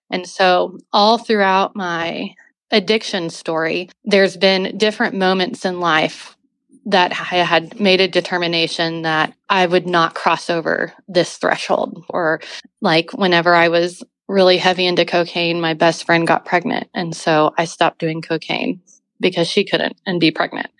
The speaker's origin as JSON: {"language": "English", "town": "Oklahoma City", "region": "Oklahoma", "country": "United States", "tie": "born or raised there", "said": "I grew up in Oklahoma City. My parents both born and raised here"}